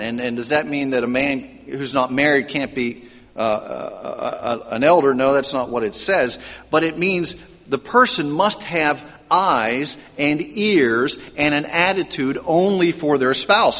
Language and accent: English; Pennsylvania, United States; I grew up in Pennsylvania, and there was the Meadows Racetrack